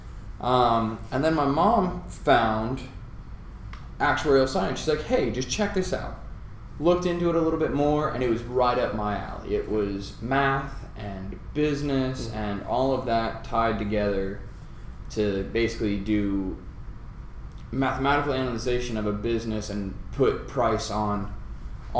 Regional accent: Colorado, United States; moved away; also born or lived in Nebraska; Born and raised in Colorado

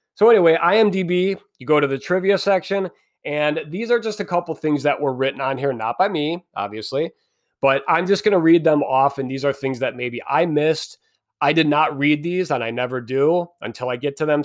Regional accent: Midwest, United States; I'm from the Midwest

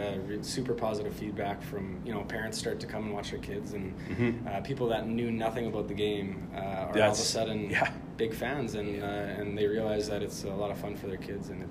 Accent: Winnipeg, Manitoba, Canada; I grew up in St. Patel. I played hockey out of Dakota Community Center.

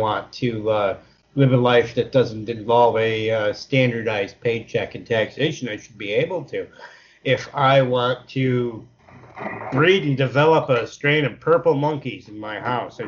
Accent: Chenango, New York, United States; you're from Shenango like I am

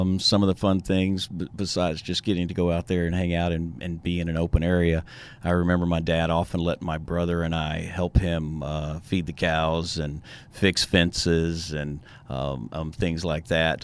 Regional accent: Tyler, Texas, United States; also born or lived in Lubbock, Texas; now in Houston, United States; I grew up in Tyler, Texas

